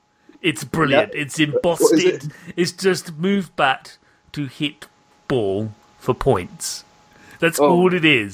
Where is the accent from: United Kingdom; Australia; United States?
United Kingdom; London; I'm from Dem Londons